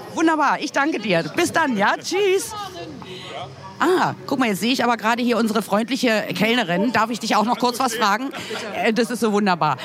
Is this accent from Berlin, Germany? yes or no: yes; Berlin, Germany